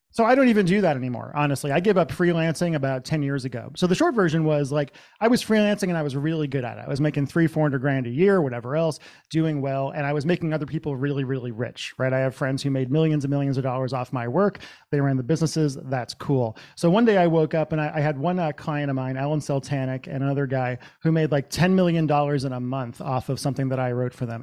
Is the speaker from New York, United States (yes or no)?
no; central Massachusetts, United States; moved away as an adult; also born or lived in Los Angeles / Seattle; I grew up in Massachusetts, central Massachusetts in the 80s and 90s.